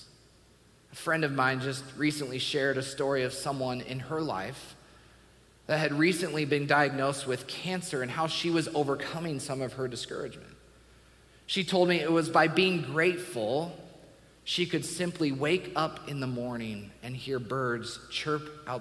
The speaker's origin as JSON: {"language": "English", "region": "Washington", "country": "United States", "tie": "born or raised there", "said": "I grew up in Washington State."}